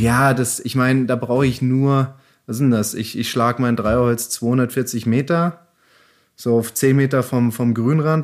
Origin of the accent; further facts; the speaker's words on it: Germany; bei uns in Deutschland